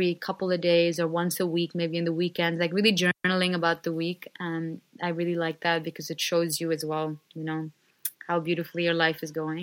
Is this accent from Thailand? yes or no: no; India; moved away; a middle class girl growing up in India